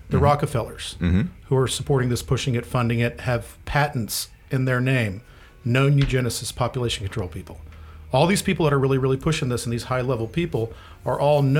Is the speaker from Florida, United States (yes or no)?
yes; Florida, United States; born or raised there